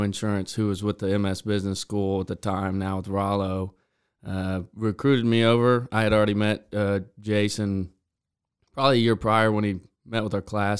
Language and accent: English; Beeville, Texas, United States; also born or lived in College Station, Texas; I was born and raised in Beeville, uh, Texas